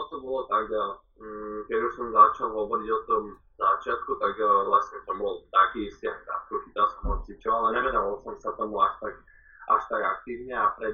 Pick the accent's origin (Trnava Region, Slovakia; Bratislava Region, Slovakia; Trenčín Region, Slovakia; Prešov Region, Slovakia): Bratislava Region, Slovakia; Bratislava; moved away as an adult; also born or lived in Washington, United States; keďže sme z Bratislavy